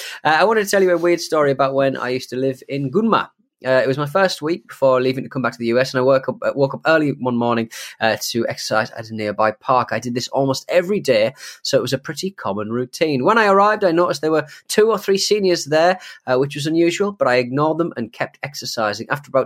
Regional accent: Louisiana, United States; When I told them I was from Louisiana, two or three of the old men started singing a weird old song called

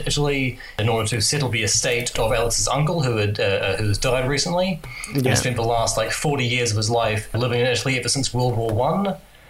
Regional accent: England, United Kingdom; and we don't know any of that because we're English, so we don't care about learning other languages.

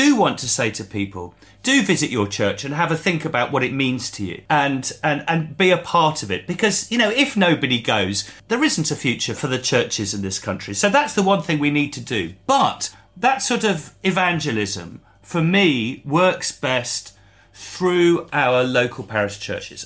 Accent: England, United Kingdom; we're English.

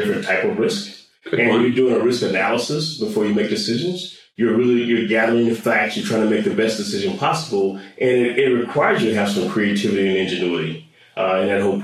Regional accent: West Palm Beach, Florida, United States; moved away; I grew up in South Florida, down in West Palm Beach and Riviera Beach

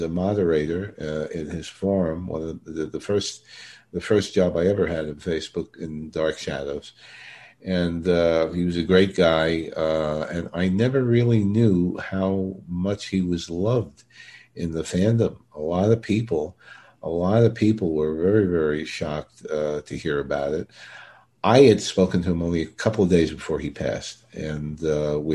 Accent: New York City, New York, United States; Brooklyn, my hometown.

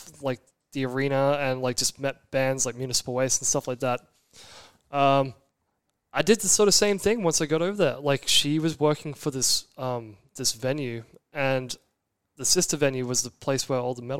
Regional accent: Brisbane, Queensland, Australia; moved away as an adult; also born or lived in Orange County, California; growing up in Brisbane, mixed race

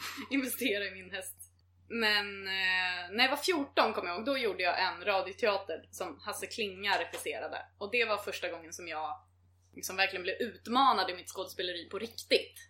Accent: Mariefred, Södermanland, Sweden; Sen så flyttade vi till Mariefred ut på landet

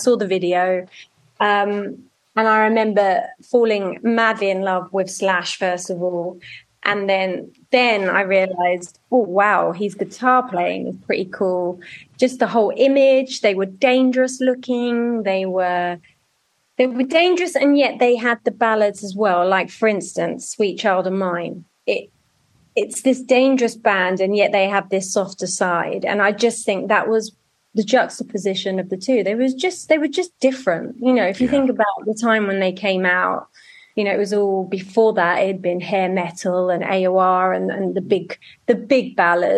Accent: Norwich, East of England, United Kingdom; accent: Cockney; moved away as an adult; also born or lived in London / Essex / King's Lynn; I did grow up in Norwich

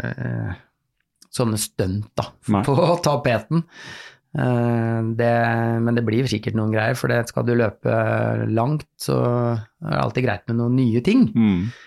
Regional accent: Halden, Østfold, Norway; så tenkte jeg for jeg kommer fra Halden, jeg må jo kunne løpe fra Halden til Oslo.

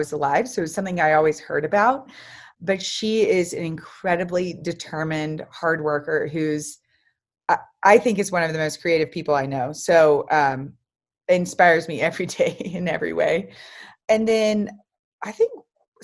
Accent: Dallas, Texas, United States; also born or lived in New York; I am from Dallas, Texas

